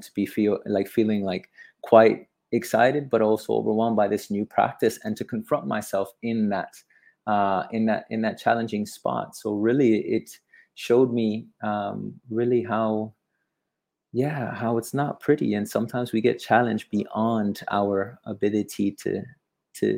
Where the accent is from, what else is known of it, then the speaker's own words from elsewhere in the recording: Miami, Florida, United States; also born or lived in Hawaii; now in Bali, Indonesia; I'm from Miami. I lived in the Florida Keys. I lived in Hawaii for some time, and now I live in the coast of Bali